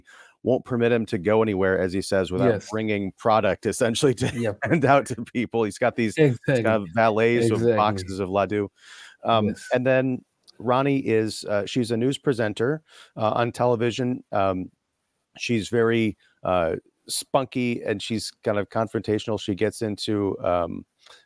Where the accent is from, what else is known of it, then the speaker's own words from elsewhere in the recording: United States; as an American